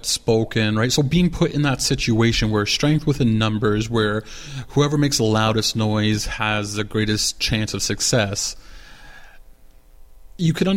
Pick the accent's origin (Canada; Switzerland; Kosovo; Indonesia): Canada; As a Canadian